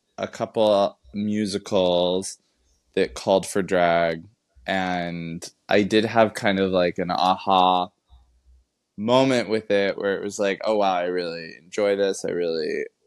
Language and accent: English; Los Angeles, California, United States; I'm from Los Angeles originally